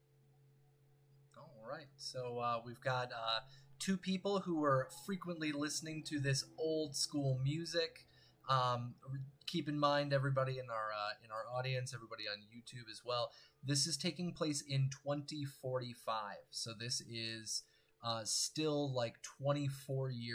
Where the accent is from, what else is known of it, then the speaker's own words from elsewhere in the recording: Chicago, Illinois, United States; moved away; also born or lived in Evanston; I was born in Evanston and grew up in Chicago as well